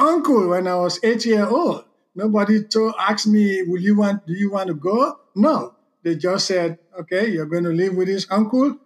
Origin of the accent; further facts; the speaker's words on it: Southern Province, Sierra Leone; moved away; also born or lived in Freetown, Sierra Leone; I was sent to live with my aunt. Mm. And I grew up in that Mende environment